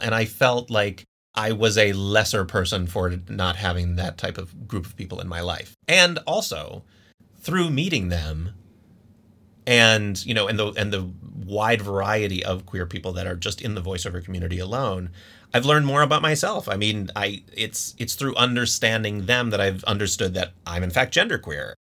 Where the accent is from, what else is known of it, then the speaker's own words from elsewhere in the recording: Scranton, Pennsylvania, United States; I'm originally from Scranton, Pennsylvania